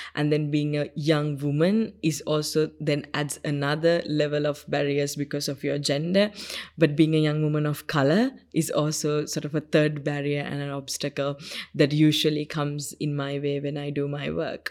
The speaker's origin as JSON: {"language": "English", "country": "Sri Lanka", "tie": "born or raised there", "first_language": "Sinhala", "second_language": "English", "said": "the village where I grew up in Sri Lanka"}